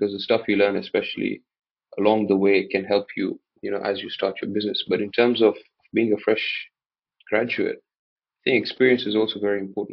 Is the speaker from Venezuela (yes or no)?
no; Mombasa, Mombasa County, Kenya; also born or lived in United Kingdom; born and raised in Mombasa